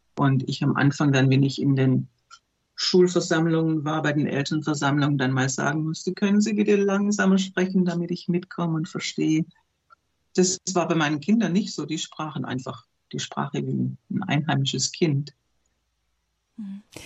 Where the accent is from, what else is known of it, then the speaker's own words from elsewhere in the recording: Germany; moved away as an adult; also born or lived in Turkmenistan / Turkey; bei uns in Deutschland